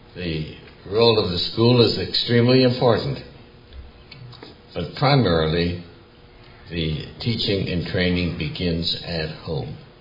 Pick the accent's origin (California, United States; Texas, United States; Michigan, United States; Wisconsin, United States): Wisconsin, United States; Milwaukee; I grew up in Milwaukee in the 1930s.